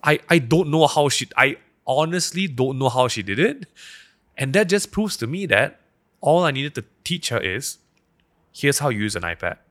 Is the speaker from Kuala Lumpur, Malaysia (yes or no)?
no; Petaling Jaya, Selangor, Malaysia; I grew up in Daman Sarawak-Tama schools